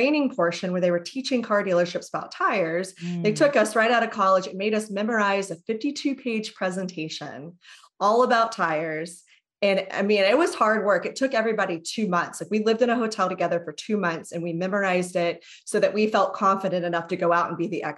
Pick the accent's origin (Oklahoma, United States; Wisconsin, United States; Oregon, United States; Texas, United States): Texas, United States; moved away as an adult; I'm from Texas